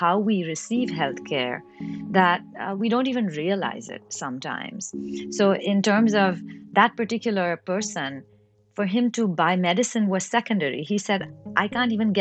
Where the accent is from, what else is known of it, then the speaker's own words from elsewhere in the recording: Mumbai, Maharashtra, India; now in Chicago, United States; I was born and brought up in Mumbai, in India